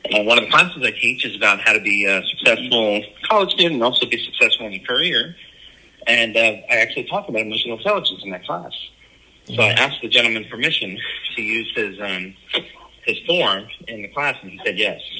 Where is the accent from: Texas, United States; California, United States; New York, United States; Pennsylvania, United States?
New York, United States; Long Island; moved away as an adult; also born or lived in Georgia; now in Atlanta, United States; from New York. I grew up in New York, uh, oh. Long Island, oh. and uh, ended up moving down here.